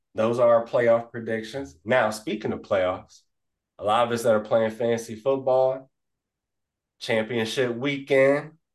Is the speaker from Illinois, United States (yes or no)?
no; Columbus, Ohio, United States; I'm born and raised in Columbus, Ohio